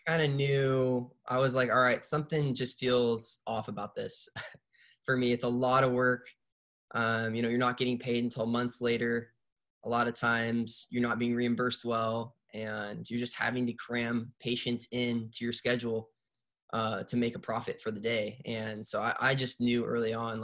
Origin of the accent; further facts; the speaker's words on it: Pacific Northwest, United States; I'm born and raised in the Pacific Northwest